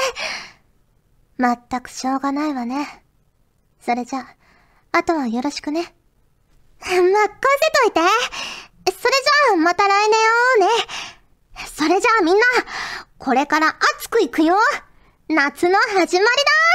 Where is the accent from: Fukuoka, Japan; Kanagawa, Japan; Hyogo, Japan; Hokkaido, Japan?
Fukuoka, Japan; 私福岡出身なのであのエセ京都弁なのは